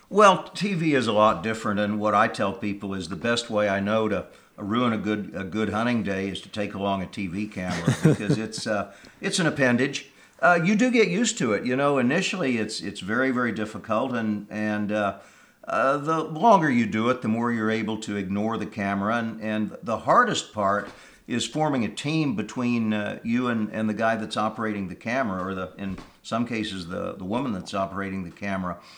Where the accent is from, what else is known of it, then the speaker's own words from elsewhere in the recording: Kansas, United States; moved away; I'm from Kansas originally